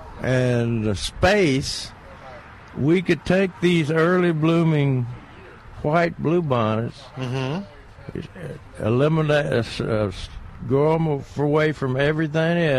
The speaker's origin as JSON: {"language": "English", "region": "Tennessee", "country": "United States", "tie": "born or raised there", "moved": "yes", "said": "in Tennessee, in my hometown"}